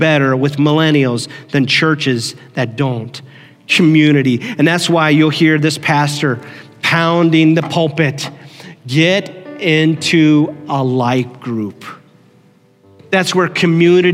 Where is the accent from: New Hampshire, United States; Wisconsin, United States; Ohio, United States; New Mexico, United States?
Ohio, United States; Canton; also born or lived in Lancaster, Pennsylvania; I was 5 years old when we moved from Lancaster, Pennsylvania to Canton, Ohio